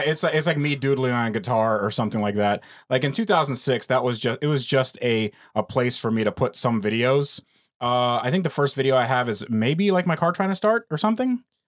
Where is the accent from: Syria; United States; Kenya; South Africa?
United States; born or raised there; also born or lived in Russia